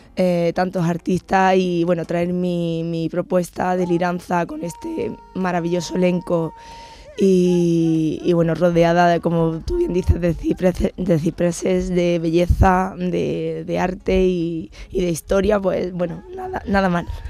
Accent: Granada, Andalusia, Spain; mi tierra me ha influido mucho

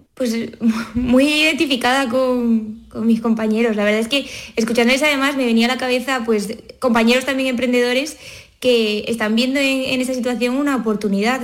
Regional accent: Cádiz, Andalusia, Spain; moved away as an adult; now in Madrid, Spain; soy de Cádiz, pero estudié en Madrid, en la universidad, y luego además empecé a trabajar allí y ya luego me quedé allí

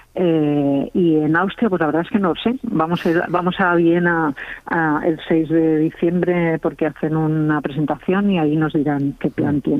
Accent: Catalonia, Spain; yo soy catalana

